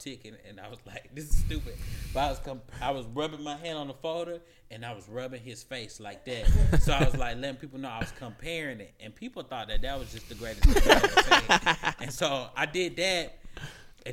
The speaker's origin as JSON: {"language": "English", "town": "Atlanta", "region": "Georgia", "country": "United States", "tie": "born or raised there", "said": "I grew up in West Atlanta, so like Stonemountain stuff didn't trickle down to me"}